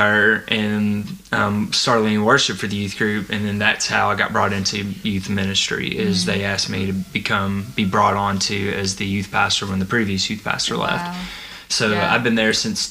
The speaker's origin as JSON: {"language": "English", "town": "Frankfort", "country": "United States", "tie": "born or raised there", "said": "I grew up in Frankfort"}